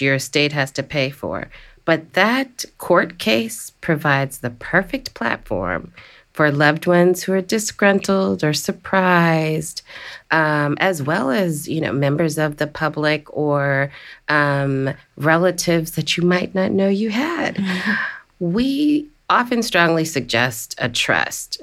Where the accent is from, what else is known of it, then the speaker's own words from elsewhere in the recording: Washington, District of Columbia, United States; the District of Columbia, my hometown